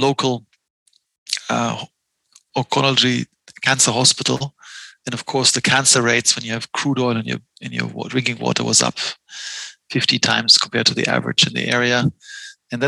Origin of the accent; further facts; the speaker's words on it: Mainz, Rhineland-Palatinate, Germany; also born or lived in Boston; in my hometown, Mainz on the Rhine, on our side of the Rhine, the kids were allowed to play in the sand pits and in the grass